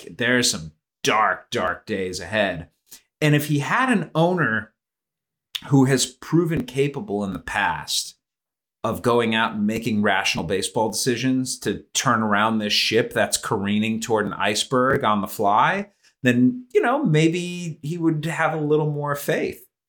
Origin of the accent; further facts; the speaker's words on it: Cleveland, Ohio, United States; I grew up in Cleveland